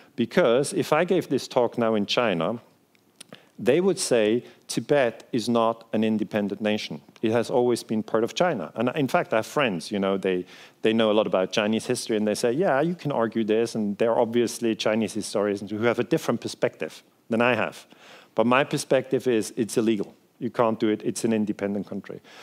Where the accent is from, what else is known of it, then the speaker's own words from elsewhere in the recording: Switzerland; first language Swiss German; English is a second language; I'm from Switzerland, um, so my native language is uh, Swiss German